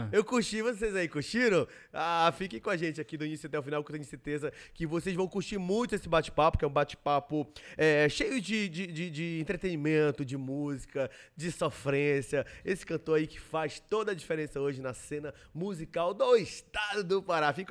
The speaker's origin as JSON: {"language": "Portuguese", "town": "Belém", "region": "Pará", "country": "Brazil", "said": "Eu sou de Belém mesmo."}